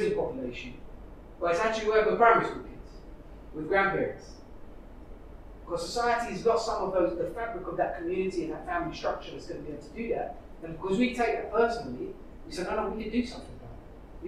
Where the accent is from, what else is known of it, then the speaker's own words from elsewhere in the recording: London, United Kingdom; I was brought up in East London.